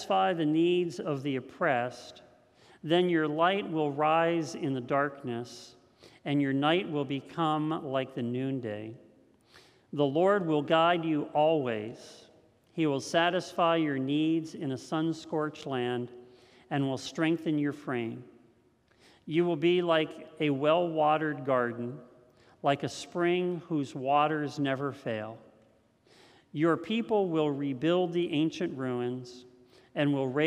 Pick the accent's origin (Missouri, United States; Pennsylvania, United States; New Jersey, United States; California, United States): Pennsylvania, United States; Lewistown; also born or lived in Juniata County, Pennsylvania; I had grown up in Lewistown, and when I grew up in Lewistown